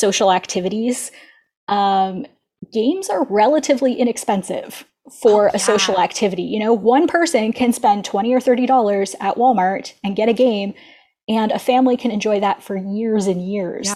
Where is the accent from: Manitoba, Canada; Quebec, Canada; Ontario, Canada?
Ontario, Canada; I'm from Ontario, Canada